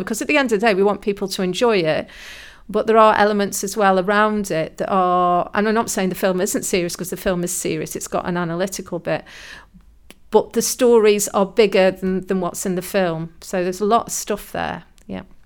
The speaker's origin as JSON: {"language": "English", "town": "Burslem", "region": "West Midlands", "country": "United Kingdom", "tie": "born or raised there", "said": "I was brought up in Burslem. So we were surrounded by pottery factories when I was young."}